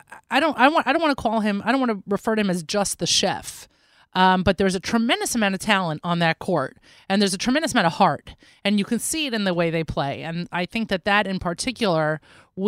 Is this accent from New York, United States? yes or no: yes; New York, United States; moved away; I am a New Yorker, born and bred